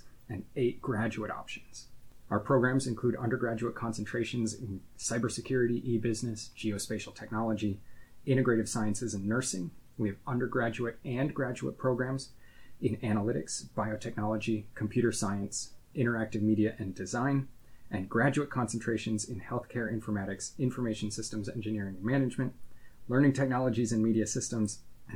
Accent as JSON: {"language": "English", "region": "Midwest", "country": "United States", "tie": "born or raised there", "also_born_or_lived": "Texas / Pittsburgh, Pennsylvania", "moved": "as an adult", "lives_now": "Harrisburg, United States", "said": "I grew up in the Midwest and went to college at Laterno University in Texas."}